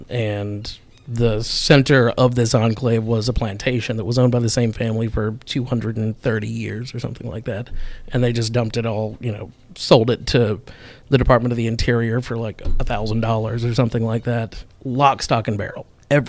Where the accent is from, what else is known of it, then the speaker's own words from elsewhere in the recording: Baltimore, Maryland, United States; born there; also born or lived in New Orleans; I was born in Baltimore, but I like to say I'm from New Orleans.